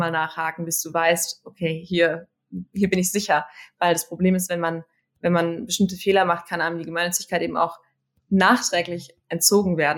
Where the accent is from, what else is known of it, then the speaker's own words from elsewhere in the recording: Münster, North Rhine-Westphalia, Germany; ich bin ähm, bin in Münster aufgewachsen